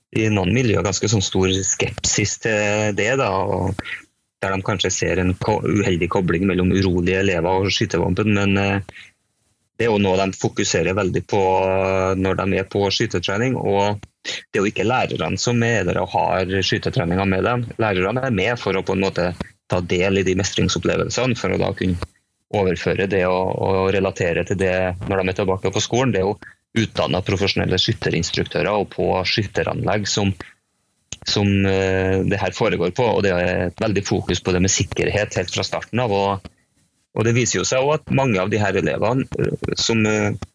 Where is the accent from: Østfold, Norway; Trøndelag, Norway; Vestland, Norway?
Trøndelag, Norway; also born or lived in Spain; er jeg trønder